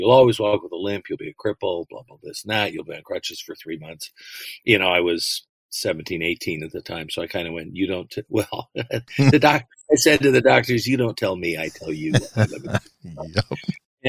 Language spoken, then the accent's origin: English; London, Ontario, Canada; moved away as an adult; also born or lived in Los Angeles area, California (born); I grew up in London, Ontario. I was born here, but family moved up there, and you know, I went all the way through public and high school